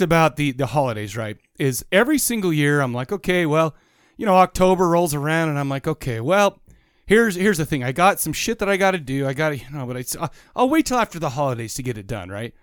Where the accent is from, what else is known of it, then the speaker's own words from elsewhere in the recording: Farmington, Utah, United States; Farmington, growing up in Farmington has given me a lot of, uh, it, it taught me manners